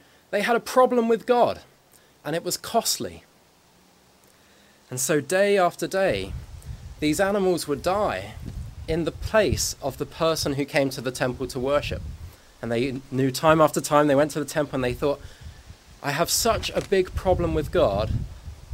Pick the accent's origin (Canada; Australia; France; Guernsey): Guernsey; I said I was from Guernsey